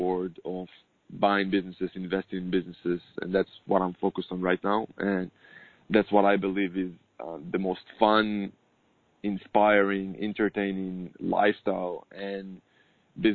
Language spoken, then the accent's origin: English; Israel; I'm born and raised in Israel